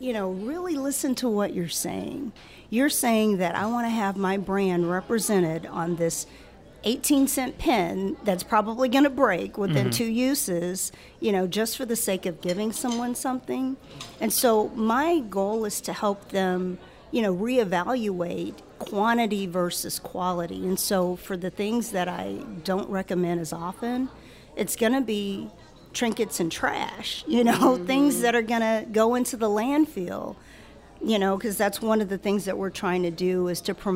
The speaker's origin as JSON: {"language": "English", "town": "Baton Rouge", "region": "Louisiana", "country": "United States", "tie": "born or raised there", "also_born_or_lived": "Chicago area", "moved": "as an adult", "said": "I was born and raised here"}